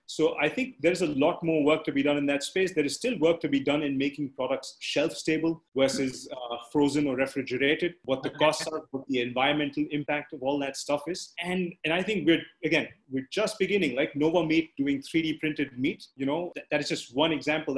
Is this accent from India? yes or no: yes; India; being an Indian